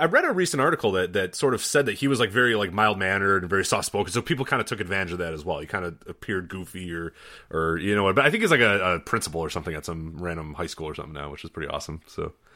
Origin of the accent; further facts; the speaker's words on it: Chicago, Illinois, United States; growing up in Chicago